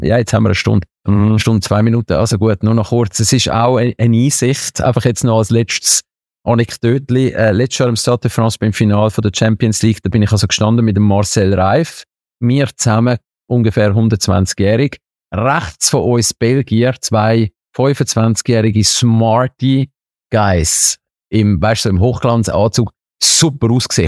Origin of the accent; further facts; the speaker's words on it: Switzerland; ich als Schweizer